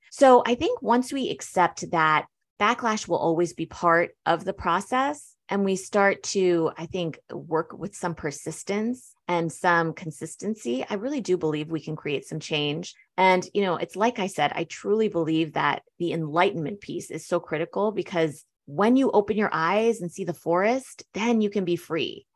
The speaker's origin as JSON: {"language": "English", "country": "United States", "tie": "born or raised there", "also_born_or_lived": "Berlin, Germany", "said": "growing up in the States, I was actually, you know, I say I'm second generation because I did grow up in the States"}